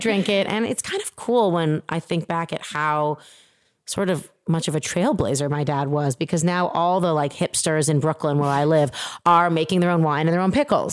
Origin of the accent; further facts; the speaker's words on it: Toronto, Ontario, Canada; moved away; I grew up in Toronto, Canada.